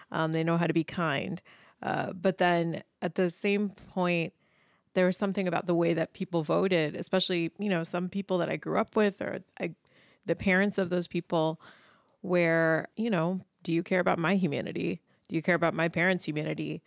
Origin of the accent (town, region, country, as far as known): Indianapolis, Indiana, United States; born or raised there; moved away as an adult; also born or lived in Gainesville, Florida / Chicago / New York